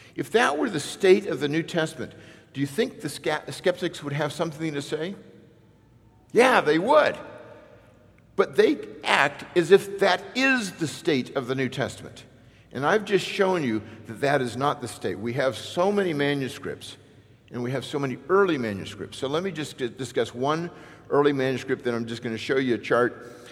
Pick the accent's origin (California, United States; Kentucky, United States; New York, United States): California, United States; Newport Beach; I grew up in Newport Beach, California